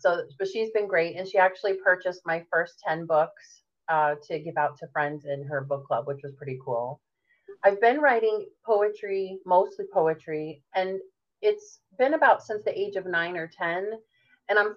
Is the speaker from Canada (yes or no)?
no; Connecticut, United States; So I was born and raised in Connecticut, which is also known as the Nutmeg State.